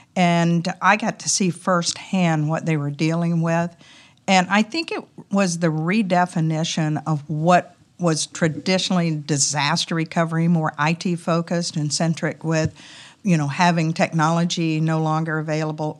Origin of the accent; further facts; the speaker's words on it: the South, United States; accent: Southern; my Southern accent